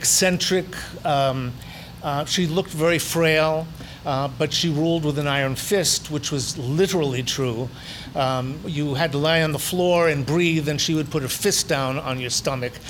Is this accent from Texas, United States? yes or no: no; New York, United States; I grew up in Brooklyn, New York